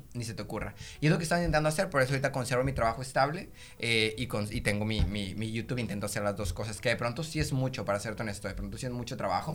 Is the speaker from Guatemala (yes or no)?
no; Monterrey, Nuevo León, Mexico; yo soy aquí de Monterrey, tengo 25 años